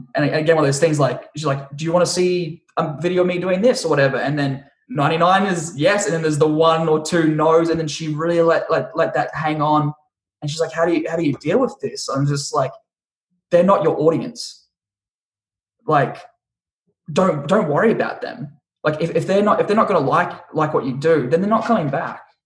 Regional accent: Australia; also born or lived in Brisbane; now in Los Angeles, United States; my own country and, and my own countrymen

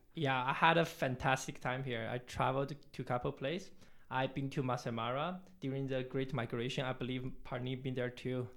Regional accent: China; also born or lived in Toronto, Canada; now in Nairobi, Kenya; I'm originally from China, mainland China

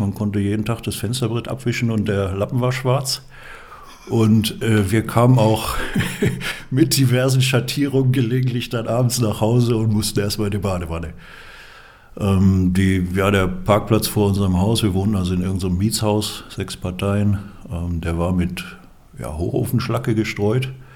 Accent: Dinslaken, North Rhine-Westphalia, Germany; moved away as an adult; also born or lived in Karlsruhe; now in Füssen, Germany; Ich bin groß geworden am Niederrhein. Das lässt sich nicht äh, verbergen. Man hört's.

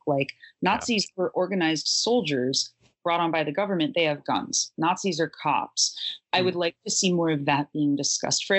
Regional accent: Syracuse, New York, United States; I'm from Syracuse, New York

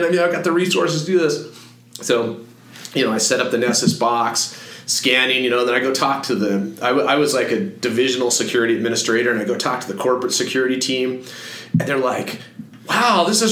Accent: Fort Collins, Colorado, United States; moved away as an adult; I grew up in Fort Collins.

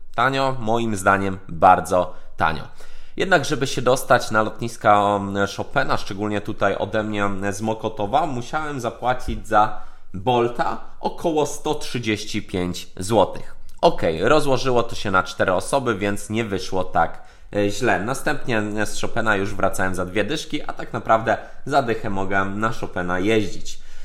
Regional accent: Poland; jesteśmy z Polski

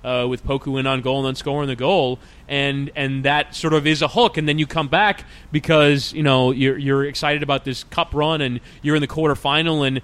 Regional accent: United States; an American soccer fan

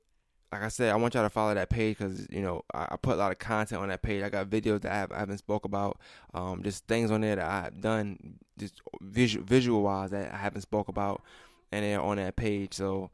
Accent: New York, United States; moved away; Because I'm from New York

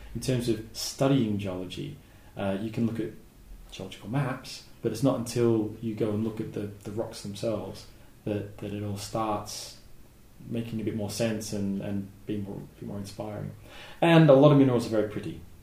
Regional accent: Southeast Australia, Australia; now in Tenerife, Spain; I grew up in Southeast Australia

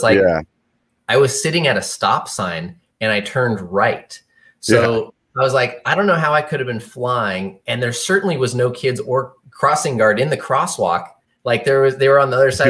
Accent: Thousand Oaks, California, United States; now in Bend, United States; I was born and raised in Thousand Oaks

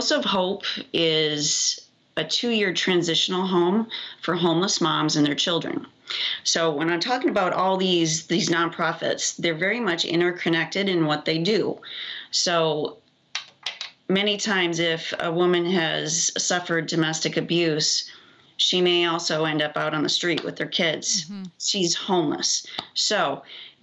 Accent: Iowa, United States; I'm from Iowa

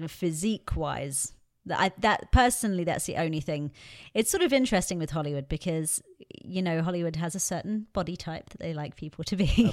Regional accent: England, United Kingdom; growing up in England

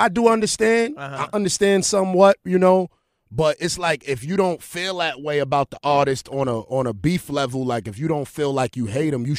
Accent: Brooklyn, New York, United States; Get busy. And I'm from Brooklyn.

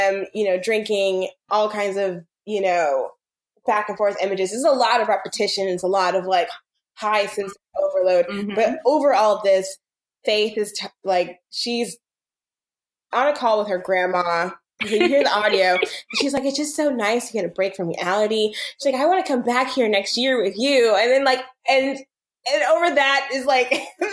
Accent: St. Petersburg, Florida, United States; I'm from St. Petersburg. Like, I used to like live, I was born there and I lived like just north of there.

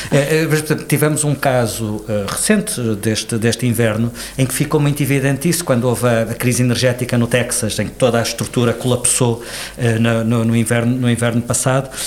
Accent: Portugal

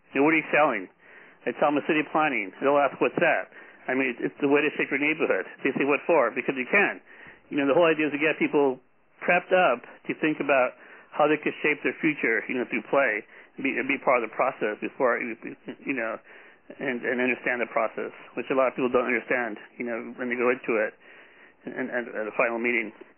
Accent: Los Angeles, California, United States; I'm from Los Angeles

